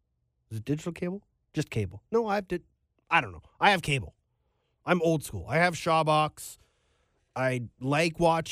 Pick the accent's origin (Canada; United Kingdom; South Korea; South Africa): Canada; As a Canadian, I would love to be able to turn on TSN or Sportsnet and find a lacrosse game.